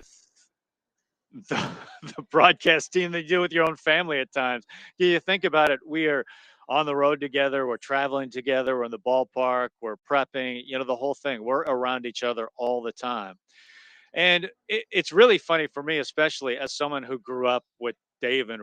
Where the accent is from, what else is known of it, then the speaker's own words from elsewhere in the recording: Tacoma, Washington, United States; I grew up in Tacoma, just down the road here